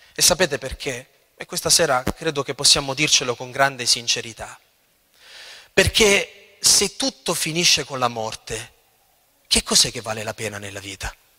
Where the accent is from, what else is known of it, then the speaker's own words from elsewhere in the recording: L'Aquila, Abruzzo, Italy; io vengo dall'Aquila e ho sperimentato la tragedia del terremoto dell'Aquila